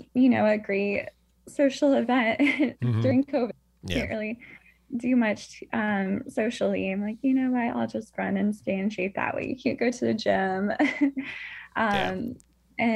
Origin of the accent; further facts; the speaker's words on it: Nebraska, United States; now in Charlotte, United States; I'm from Nebraska as well, and the land of the flatlands and plains